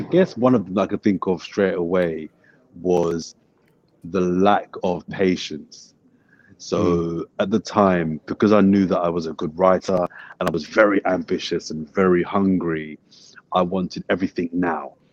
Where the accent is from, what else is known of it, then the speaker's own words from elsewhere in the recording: London, United Kingdom; also born or lived in Brixton; I'm from Brixton, but I grew up in West Dulwich.